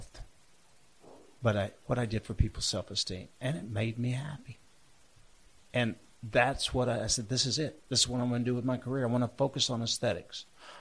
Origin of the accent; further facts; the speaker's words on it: Charlotte, North Carolina, United States; Charlotte, my hometown